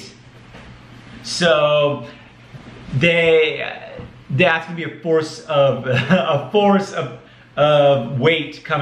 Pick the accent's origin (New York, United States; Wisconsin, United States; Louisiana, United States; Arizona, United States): Arizona, United States; I'm from Arizona.